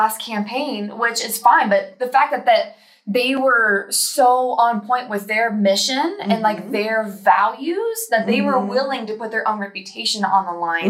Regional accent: Southern Ohio, United States; I grew up in that in Southern Ohio

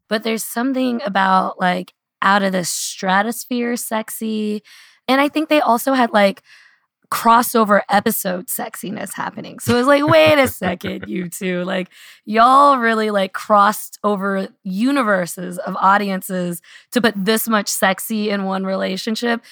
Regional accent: Louisville, Kentucky, United States; I had a very beautiful book launch party here in Louisville. I think I cemented my hometown hero status.

